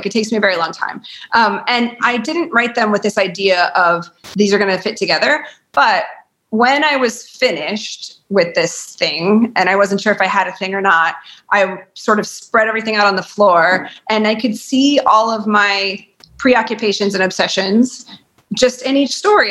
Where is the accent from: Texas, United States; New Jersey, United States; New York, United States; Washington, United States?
Texas, United States; Lubbock; also born or lived in Turkey, Texas; I was born in Lubbock.